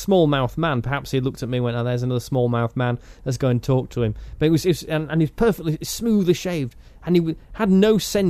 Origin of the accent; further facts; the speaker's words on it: Yorkshire and the Humber, United Kingdom; I'm from Yorkshire.